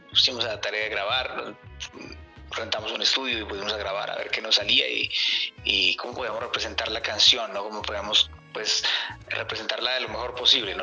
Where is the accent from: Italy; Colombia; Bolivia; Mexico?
Colombia; now in Canada; saliendo de, Colombia, ¿no? recordando eh, mi tierra